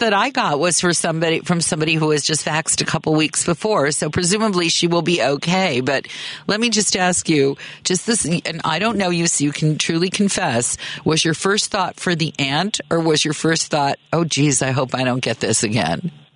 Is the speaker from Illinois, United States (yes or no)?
yes; Chicago, Illinois, United States; moved away as an adult; also born or lived in Oakland; I moved back home to Chicago from Oakland